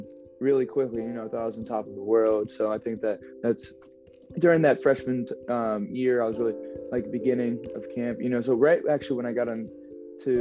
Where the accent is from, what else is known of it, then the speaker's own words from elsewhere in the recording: Columbus, Ohio, United States; moved away as an adult; also born or lived in Providence, Rhode Island; I'm from Columbus, Ohio.